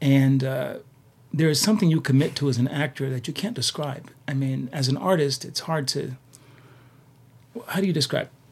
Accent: Poughkeepsie, New York, United States; moved away as an adult; also born or lived in Boston; place you never heard of. It's called Poughkeepsie, New York.

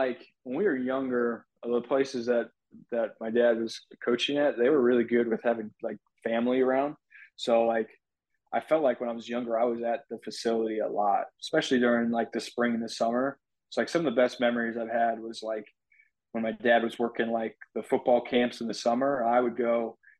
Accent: Illinois, United States; born there; also born or lived in Jacksonville / Louisiana; So I was born in Illinois, but moved around like 8 different places. So Jacksonville has been the longest that we've been anywhere. I was fortunate to do that. I was in Louisiana for a good bit too.

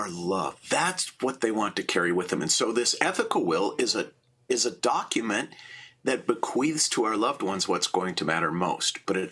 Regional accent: Minneapolis, Minnesota, United States; I was born in Minneapolis in 1960

